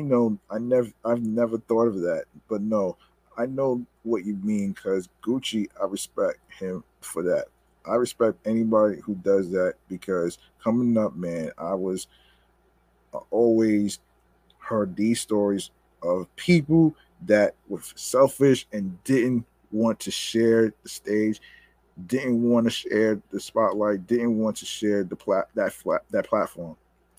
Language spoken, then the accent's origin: English; South Carolina, United States; I'm from South Carolina.